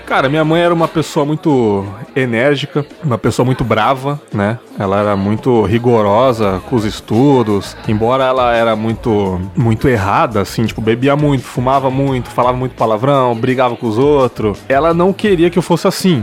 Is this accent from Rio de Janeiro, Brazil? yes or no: no; São Paulo, Brazil; now in Espírito Santo, Brazil; nasci em São Paulo capital